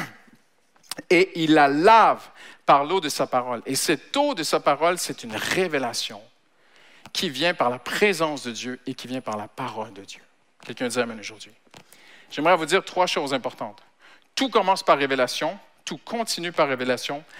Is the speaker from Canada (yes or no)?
yes; Canada; now in France; je suis Canadien d'origine